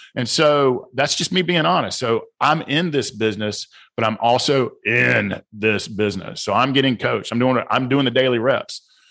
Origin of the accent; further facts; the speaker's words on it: the South, United States; accent: southern; also born or lived in Georgia; my southern accent